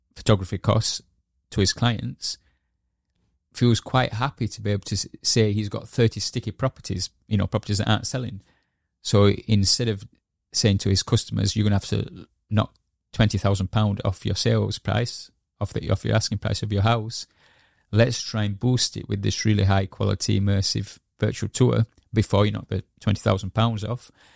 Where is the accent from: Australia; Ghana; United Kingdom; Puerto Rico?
United Kingdom; Yorkshire and the Humber; moved away as an adult; also born or lived in Edinburgh; I moved back, uh, to Yorkshire, um, um, 'cause my mother was ill. And yeah, so I stayed, I reconnected back with my hometown